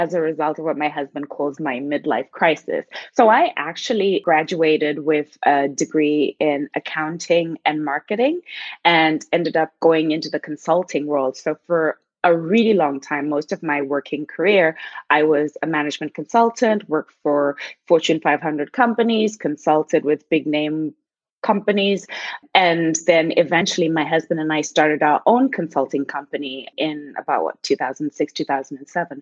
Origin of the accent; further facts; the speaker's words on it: Zimbabwe; first language Shona; English is a second language; moved away; I'm from Zimbabwe. And so in Zimbabwe, they three main languages, English, Shona and Ndebele. So I speak Shona, which is my mother tongue